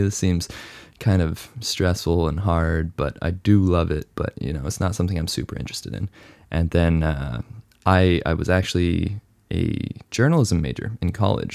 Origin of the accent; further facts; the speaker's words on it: Hong Kong; moved away; also born or lived in Canada / United States / mainland China; I was born in Canada, raised in Hong Kong, lived in the U S for seven years.